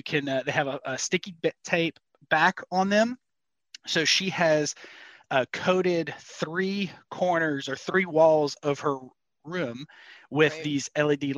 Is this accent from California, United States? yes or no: no; Cajun, Louisiana, United States; I'm Cajun